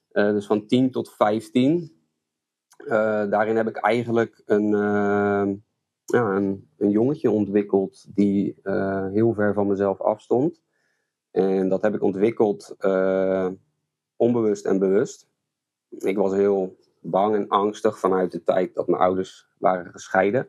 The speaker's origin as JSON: {"language": "Dutch", "town": "Goudswaard", "region": "South Holland", "country": "Netherlands", "tie": "born or raised there", "also_born_or_lived": "Rotterdam", "lives_now": "Strijen, Netherlands", "said": "En dat werd Goudswaard. En daar ben ik eigenlijk eh, opgegroeid, deels. En deels in Rotterdam"}